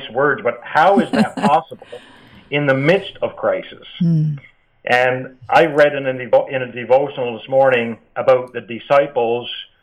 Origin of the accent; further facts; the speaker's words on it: Newfoundland and Labrador, Canada; accent: East Coast twang; practiced in Newfoundland, which I don't know if you can pick up from my accent or not